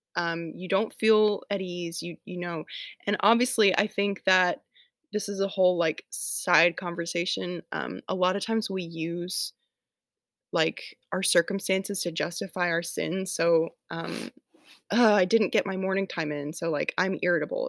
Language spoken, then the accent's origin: English; Atlanta, Georgia, United States; moved away as an adult; now in Tennessee, United States; I'm from Atlanta, don't live there anymore, I live in Tennessee now